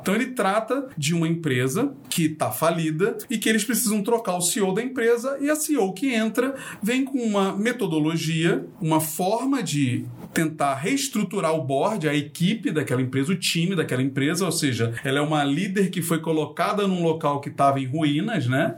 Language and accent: Portuguese; Rio de Janeiro, Brazil; eu sou carioca